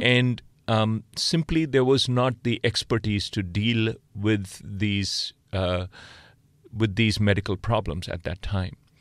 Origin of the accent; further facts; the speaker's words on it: India; moved away as an adult; also born or lived in Oxford, United Kingdom / Boston, United States; now in Stanford, United States; I grew up in India.